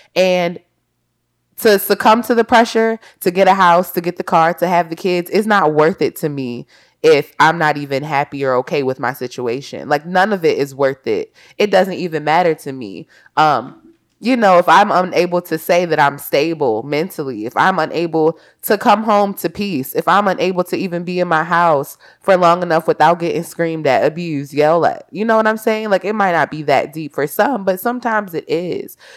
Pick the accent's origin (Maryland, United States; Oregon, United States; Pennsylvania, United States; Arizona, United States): Maryland, United States; Baltimore; I'm from Baltimore.